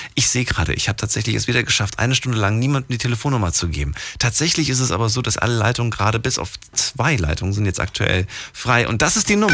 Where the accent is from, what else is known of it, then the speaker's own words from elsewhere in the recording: East Germany, Germany; eigentlich bin ich in der DDR groß geworden